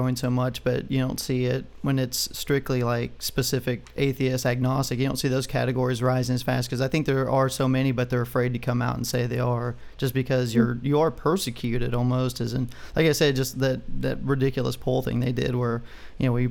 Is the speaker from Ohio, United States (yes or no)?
no; Texas, United States